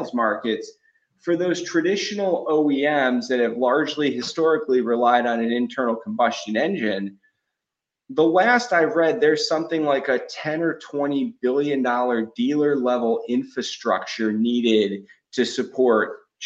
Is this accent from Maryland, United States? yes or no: no; Cleveland, Ohio, United States; I grew up in Cleveland